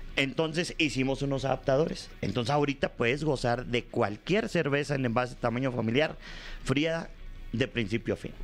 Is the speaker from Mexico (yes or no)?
yes; Monterrey, Nuevo León, Mexico; allá en el norte, en mi tierra, en Monterrey